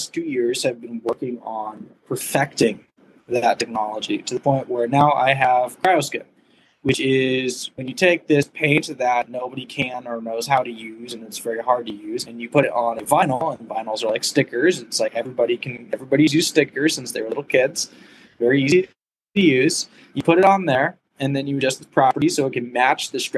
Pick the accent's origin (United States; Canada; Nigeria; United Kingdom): United States; California; moved away as an adult; also born or lived in Arizona; I'm originally from California where the weather is somewhat more amenable